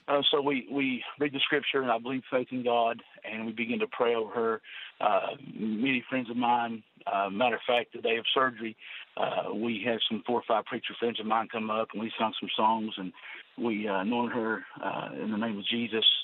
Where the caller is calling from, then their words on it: Inez, Kentucky, United States; I'm calling from a little town called Inez, Kentucky.